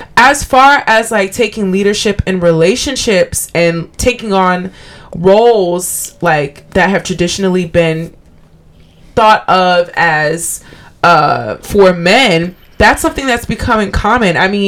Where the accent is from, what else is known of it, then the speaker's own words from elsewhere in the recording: Liberia; Liberia, LIB.